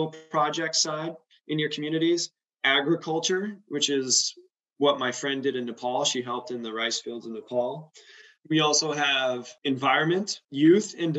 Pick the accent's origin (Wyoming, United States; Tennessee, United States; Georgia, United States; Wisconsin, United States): Wyoming, United States; moved away as an adult; also born or lived in Cambodia; now in Atlanta, United States; I was stayed in Wyoming. That's my home state